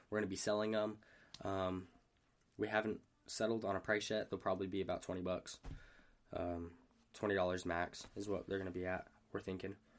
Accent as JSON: {"language": "English", "town": "Hurricane", "region": "Utah", "country": "United States", "moved": "yes", "said": "I'm from Hurricane"}